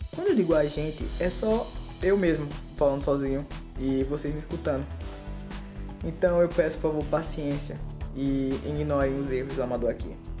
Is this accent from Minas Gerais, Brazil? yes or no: no; Pernambuco, Brazil; Eu sou pernambucano